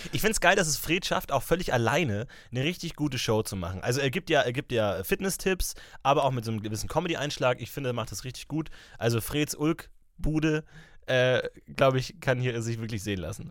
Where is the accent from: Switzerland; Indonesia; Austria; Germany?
Germany; Ebersberg, Bavaria; moved away; in meiner Heimat, ich war in Ebersberg unterwegs